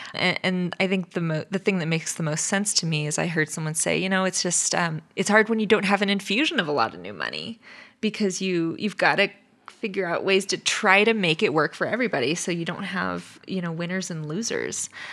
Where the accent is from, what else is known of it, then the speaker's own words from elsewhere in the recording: California, United States; now in Nevada, United States; we grew up in California